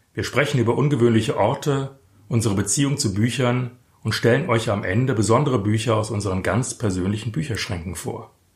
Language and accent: German; Frankfurt, Hesse, Germany; ich gehöre ja zu der seltenen Spezies von Frankfurtern, die tatsächlich hier geboren und aufgewachsen sind